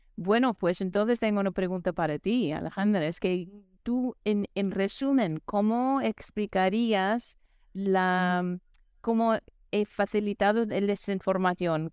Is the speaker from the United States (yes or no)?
yes; New York, United States; moved away; also born or lived in New Mexico; aquí soy de, de Nueva York